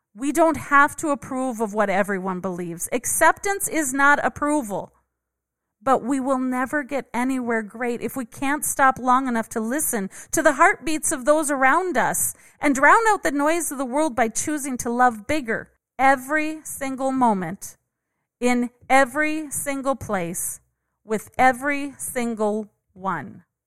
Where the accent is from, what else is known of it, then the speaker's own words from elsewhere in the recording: Minnesota, United States; I grew up in Minnesota